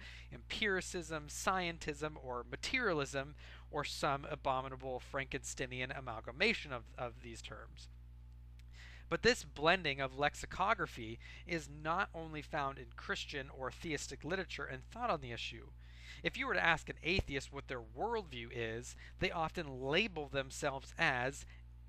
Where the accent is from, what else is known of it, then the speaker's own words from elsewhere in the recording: United States; I'm an American.